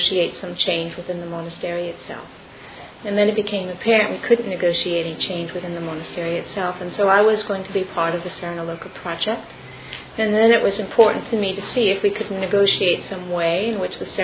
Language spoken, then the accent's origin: English; California, United States; moved away; also born or lived in England / Colorado Springs; I was born in California